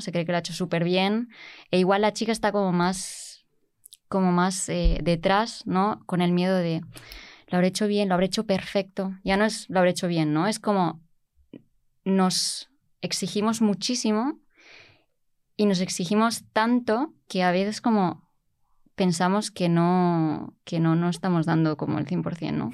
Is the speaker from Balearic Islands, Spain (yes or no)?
yes; Mallorca, Balearic Islands, Spain; moved away as an adult; now in Germany; yo no soy de Madrid, soy, soy de Mallorca